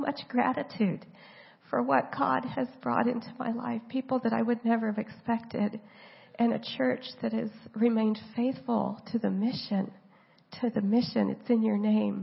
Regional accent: Oklahoma, United States; moved away as an adult; also born or lived in San Diego, California; now in Vanuatu; I was from Oklahoma and came here to go to school.

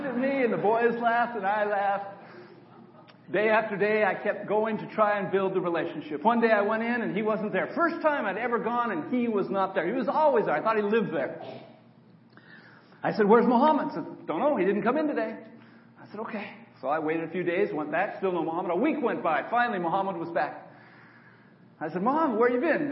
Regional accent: Auburn, California, United States; moved away as an adult; I grew up in Auburn, California, just north of Sacramento, on a dairy farm

